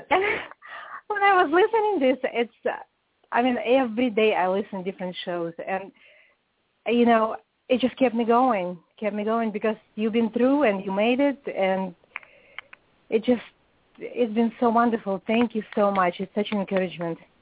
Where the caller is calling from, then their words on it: Atlanta, Georgia, United States; I'm calling from Atlanta, Georgia